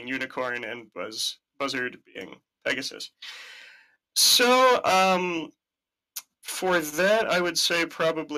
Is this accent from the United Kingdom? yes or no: no; Canada; we're both Canadian